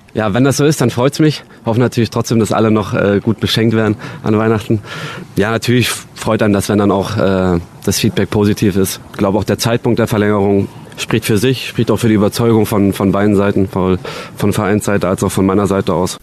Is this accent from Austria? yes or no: no; Dresden, Saxony, Germany; Dresden als meine Heimat, hier bin ich, hier bin ich aufgewachsen